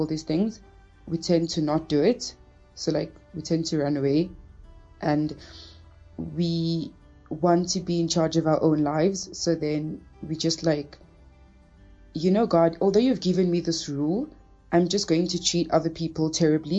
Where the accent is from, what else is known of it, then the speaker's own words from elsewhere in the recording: Cape Town, Western Cape, South Africa; also born or lived in Angola; I'm originally from Angola, but was like raised in Cape Town